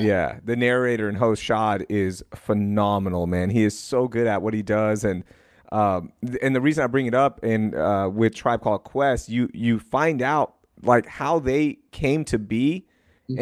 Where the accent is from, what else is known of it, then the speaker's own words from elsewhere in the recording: Sugar Land, Texas, United States; being a Pakistani kid in Sugarland